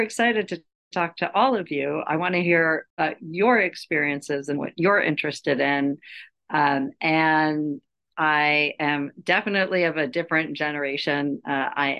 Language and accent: English; Los Angeles, California, United States; now in New York City, United States; I'm from Los Angeles.